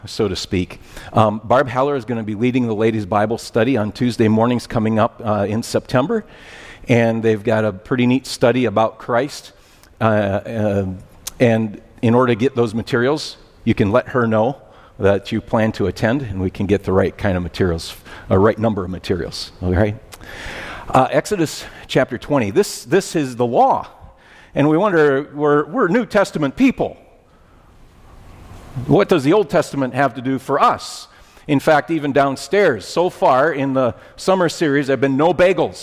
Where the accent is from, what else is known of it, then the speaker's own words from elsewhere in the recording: United States; being American